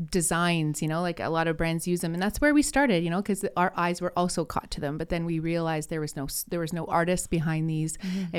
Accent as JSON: {"language": "English", "town": "Sudbury", "region": "Ontario", "country": "Canada", "lives_now": "Gatineau, Canada", "said": "So I guess I'm originally from Sudbury, Ontario. I'm a member of Nipissing First Nation. And when I moved here with my husband to start my family, I moved to Quebec, Gatineau, Quebec, and I didn't speak French very well."}